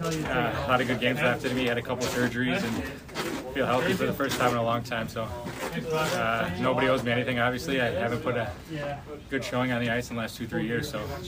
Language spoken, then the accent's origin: English; Chicago, Illinois, United States; Chicago's my hometown, so I can work on my craft and get back on the ice and play in the NHL. So I think I'm only 30 years old.